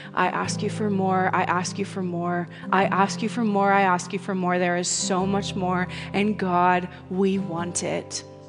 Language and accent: English; United States; as an American